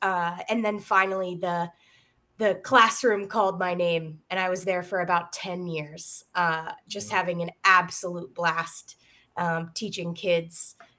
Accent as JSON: {"language": "English", "region": "Maine", "country": "United States", "moved": "yes", "said": "So I'm originally from Maine and got my undergraduate degree in physics from Colby College, then moved on to get my master's at the University of Maine in STEM education."}